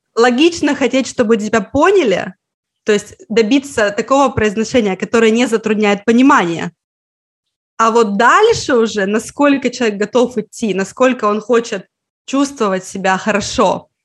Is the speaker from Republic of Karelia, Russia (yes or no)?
yes; Petrozavodsk, Republic of Karelia, Russia; Я из Карелии, я из Петрозаводска. Когда я была ребенком, изучать финский в школе, например, было так же обычно практически, как английский.